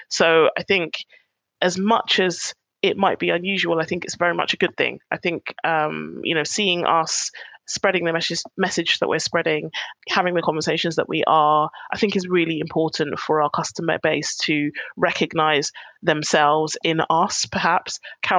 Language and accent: English; United Kingdom; And, you know, being Black British is a big part of that.